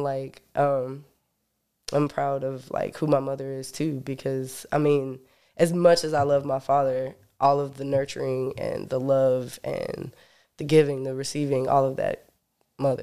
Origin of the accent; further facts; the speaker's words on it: Sanford, North Carolina, United States; I was born in Sanford, North Carolina